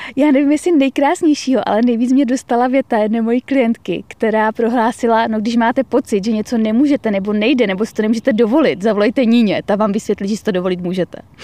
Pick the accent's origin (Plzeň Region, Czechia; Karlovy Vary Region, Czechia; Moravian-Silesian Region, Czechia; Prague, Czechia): Moravian-Silesian Region, Czechia; Karviná; Já jsem vyrůstala v Karviné. to je vlastně na hranicích s Polskem.